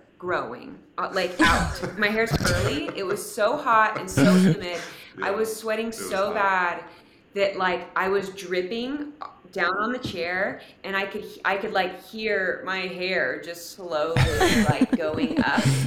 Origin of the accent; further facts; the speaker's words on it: California, United States; now in Omaha, United States; I'm from California